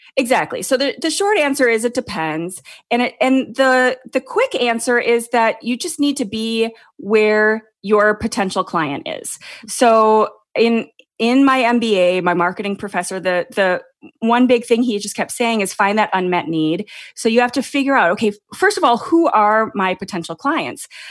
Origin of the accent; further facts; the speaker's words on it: Minnesota, United States; moved away as an adult; now in California, United States; I live in California and I've been, I grew up in Minnesota